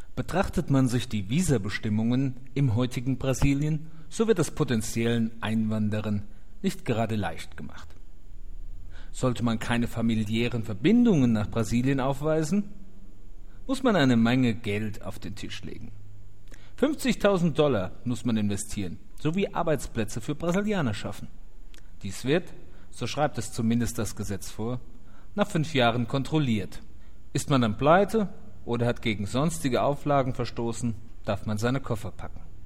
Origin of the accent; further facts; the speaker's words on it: Mainz, Rhineland-Palatinate, Germany; now in Brazil; ich als gebürtiger Mainzer